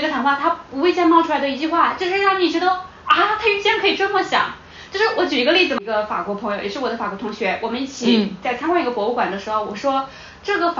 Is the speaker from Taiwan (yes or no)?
no; China; 我为身为中国人感到特别特别的感到幸运，我感到庆幸。